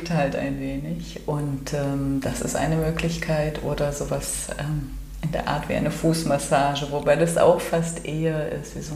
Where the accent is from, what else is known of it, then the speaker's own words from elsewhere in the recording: Cologne, North Rhine-Westphalia, Germany; Ich komme hier aus Köln und mir ist irgendwann mal aufgefallen, dass ich selten an einem Tag Sonnenaufgang und Sonnenuntergang erfahren habe.